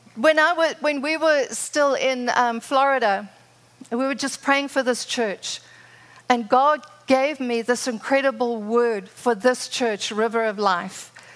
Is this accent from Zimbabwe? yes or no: yes; Zimbabwe; moved away as an adult; now in United States; I'm from Zimbabwe. For those that didn't know, I met Rod there, had my children there, lived there for 27 years. My father was a pioneer farmer.